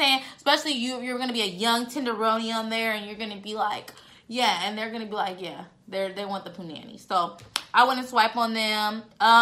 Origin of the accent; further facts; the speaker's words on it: San Diego, California, United States; now in Dallas, United States; I'm in Dallas. So I'm from San Diego